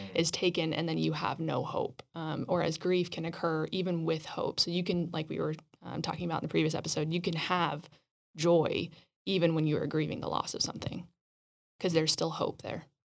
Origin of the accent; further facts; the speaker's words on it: Roswell, New Mexico, United States; moved away; I grew up in Roswell